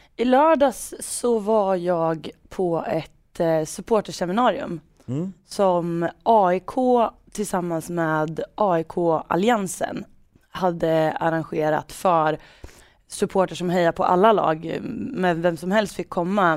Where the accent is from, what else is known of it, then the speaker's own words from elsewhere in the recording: Degerfors, Örebro County, Sweden; accent: Värmland dialect; dialektala ord från bruket. Från Degerfors